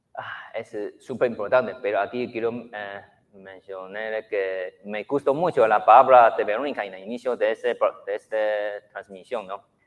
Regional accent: Taiwan; Spanish is a second language; moved away as an adult; now in Guatemala; En mi país, Taiwán

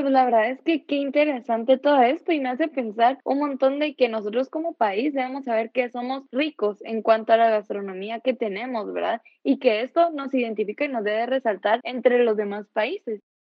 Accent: Guatemala; nosotros como chapines

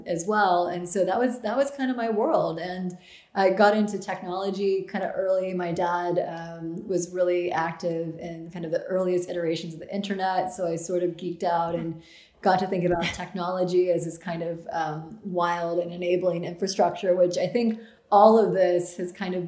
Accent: Grinnell, Iowa, United States; moved away; I am from Grinnell, Iowa.

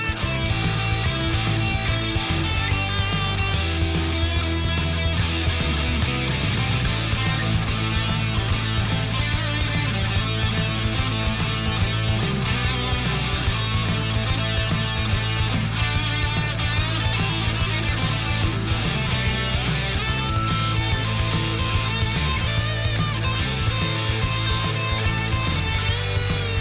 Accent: Michigan, United States; also born or lived in Colorado; now in Denver, United States; I grew up in Michigan

